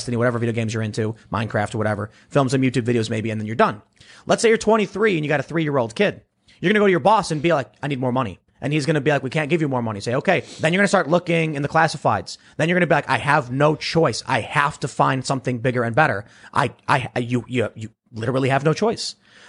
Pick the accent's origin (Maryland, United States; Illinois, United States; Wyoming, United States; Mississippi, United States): Illinois, United States; Chicago; So I knew people back where I grew up on the South Side of Chicago who found a way to go from being a high school dropout to making six figures